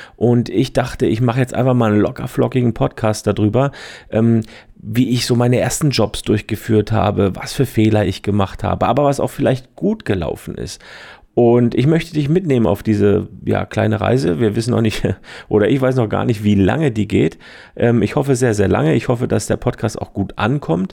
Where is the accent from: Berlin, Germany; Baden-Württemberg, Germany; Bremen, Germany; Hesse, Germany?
Baden-Württemberg, Germany; Heidelberg; also born or lived in Switzerland; Ich bin aus Heidelberg in der Nähe aus Schwetzingen, Fotograf und Trainer